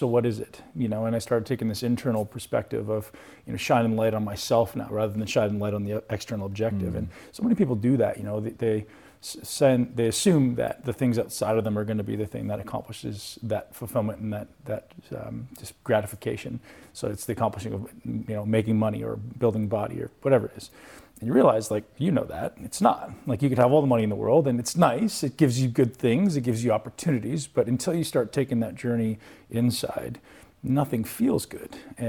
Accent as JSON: {"language": "English", "country": "Canada", "said": "I didn't come from the financial background. I came from Canada."}